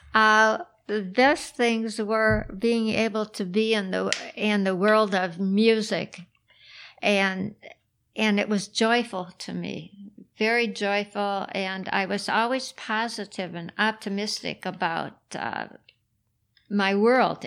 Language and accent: English; Minneapolis, Minnesota, United States; also born or lived in Chicago; lucky to live in Minneapolis